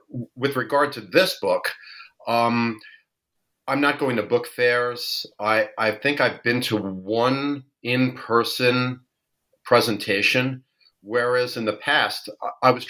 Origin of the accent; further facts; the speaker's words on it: New York, United States; I am born and raised in New York.